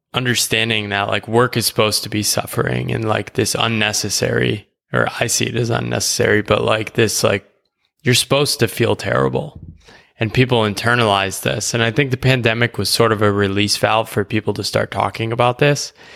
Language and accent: English; United States; moved away as an adult; I grew up in the U S